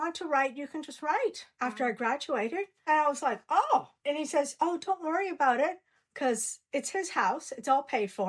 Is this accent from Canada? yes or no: yes; Canada; moved away as an adult; now in Australia; I'm Canadian